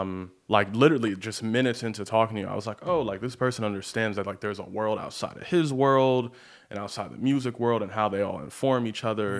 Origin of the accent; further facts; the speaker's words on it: Baltimore, Maryland, United States; now in Los Angeles, United States; I grew up in Baltimore, but I grew up, like, right on the county line.